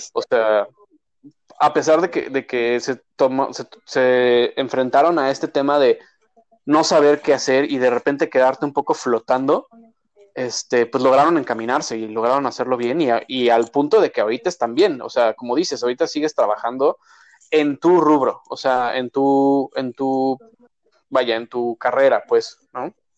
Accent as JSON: {"language": "Spanish", "country": "Mexico", "moved": "yes", "said": "cultura mexicana y en general la latina"}